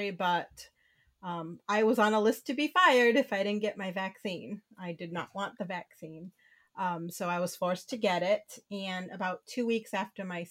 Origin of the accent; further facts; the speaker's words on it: Rhode Island, United States; Born and raised in Rhode Island and still here.